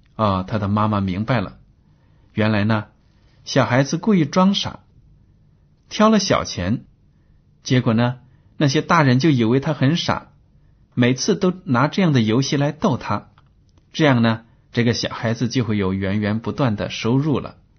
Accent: China; 我们中国人

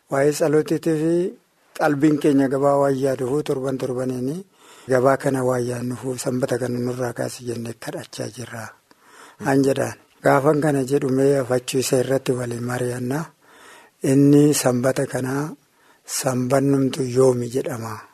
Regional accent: Suntaaree, Dawo woreda, Oromia, Ethiopia; Bakki dhaloota keenya akkabaabii waajjirtuu Suntaaree jedhama.

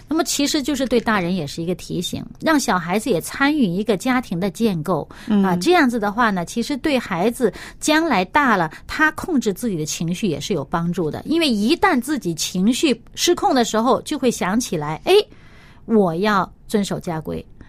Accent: China; 我们中国人有一句话，呃，叫做“人贵有自知之明“

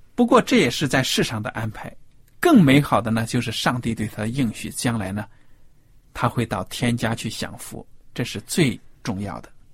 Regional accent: China; 我们中国人

